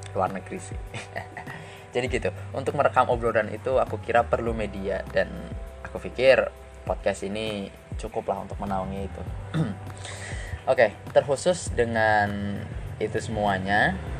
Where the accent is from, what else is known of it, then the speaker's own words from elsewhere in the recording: Brebes, Central Java, Indonesia; also born or lived in Semarang; aku berasal dari Desa Benda, Sirampok, Brebes, Jawa Tengah